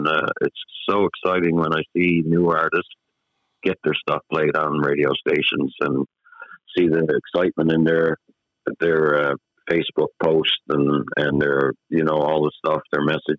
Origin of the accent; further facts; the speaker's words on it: Toronto, Ontario, Canada; born there; Well, I was born in Toronto. My mom and dad is from Newfoundland, Bay Roberts, Newfoundland.